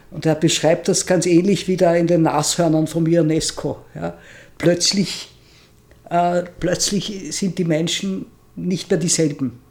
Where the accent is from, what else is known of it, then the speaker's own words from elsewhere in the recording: Vienna, Austria; ich bin ja in Wien aufgewachsen und fand diese Stadt als Kind nur deprimierend. Und jetzt finde ich Wien unglaublich toll.